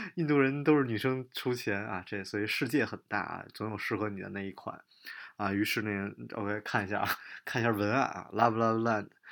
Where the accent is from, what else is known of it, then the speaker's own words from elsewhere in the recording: Beijing, China; moved away; 我在北京长大